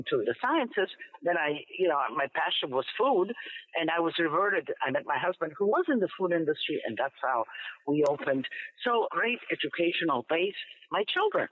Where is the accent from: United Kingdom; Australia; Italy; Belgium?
Italy; now in United States; As much as I am Italian, I love Italy. I equally love America, and I'm equally American because this is my home now